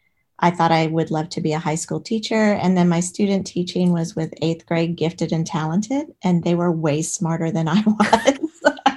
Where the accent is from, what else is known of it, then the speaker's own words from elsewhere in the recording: Alexandria, Virginia, United States; I grew up in Alexandria, Virginia. So right outside of DC.